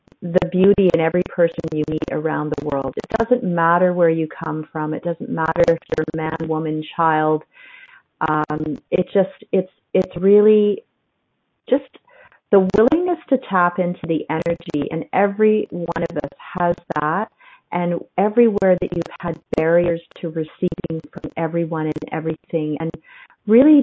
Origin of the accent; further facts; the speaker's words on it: Canada; No, I'm not an American. I'm a Canadian.